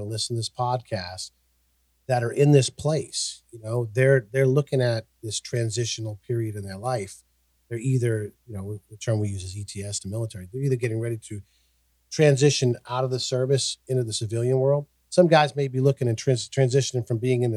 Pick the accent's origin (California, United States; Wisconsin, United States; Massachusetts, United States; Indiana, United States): Massachusetts, United States; moved away as an adult; also born or lived in Oklahoma; I grew up in Massachusetts, but I moved to Oklahoma because of my fiance